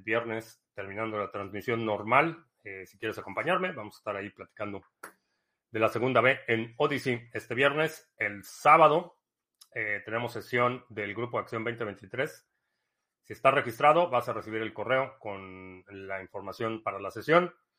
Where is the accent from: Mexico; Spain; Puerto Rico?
Mexico; moved away; crecí en México